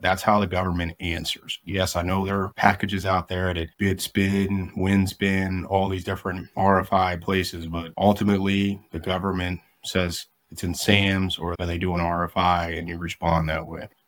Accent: rural Missouri, United States; moved away as an adult; I had to unlearn everything I learned in rural Missouri as far as hunting

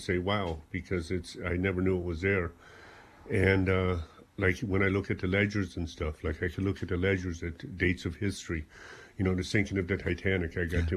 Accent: South Africa; moved away as an adult; now in Ireland; I came from South Africa.

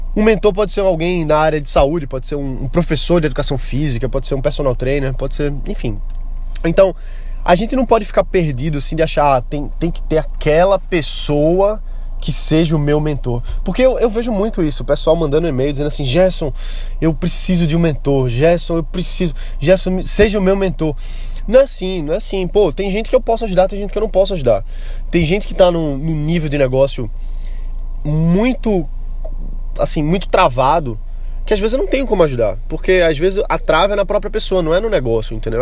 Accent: Brazil; o nosso potencial como brasileiros

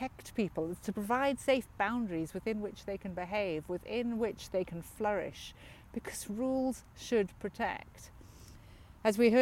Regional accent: South Africa; moved away; I grew up in South Africa as a privileged white South African in a time when apartheid flourished.

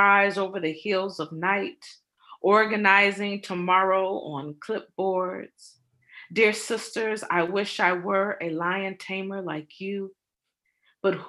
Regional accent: Cleveland, Ohio, United States; moved away; I was born and raised in Cleveland, Ohio

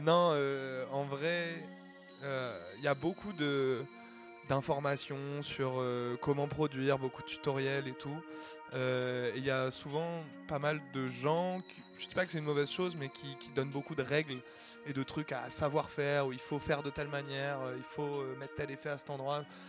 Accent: Caen, Normandy, France; Je viens de Normandie, à Caen à la base

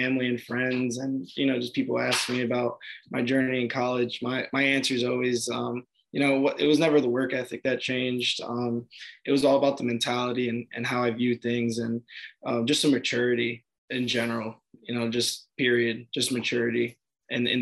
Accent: Belleville, New Jersey, United States; moved away as an adult; also born or lived in Nutley, New Jersey / Virginia; I grew up in Belleville, New Jersey.

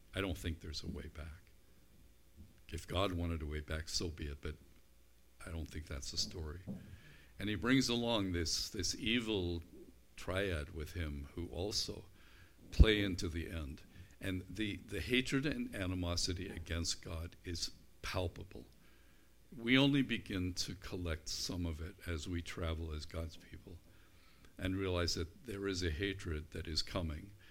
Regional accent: United Kingdom; I'm British

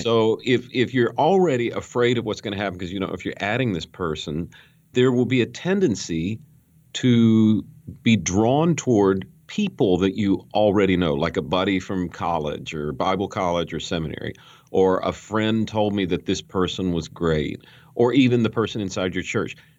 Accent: Western North Carolina, United States; I grew up in Western North Carolina

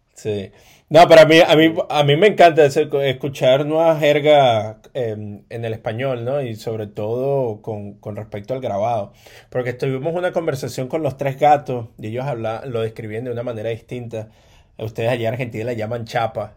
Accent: Caracas, Capital District, Venezuela; moved away; eso me pasó a mí creciendo allá en Caracas, eh, en Venezuela

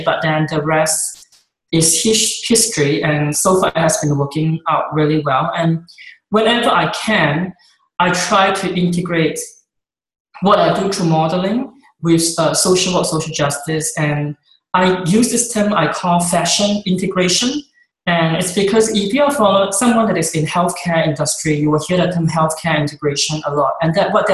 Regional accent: Singapore; moved away as an adult; now in Seattle, United States; my growing up in Singapore

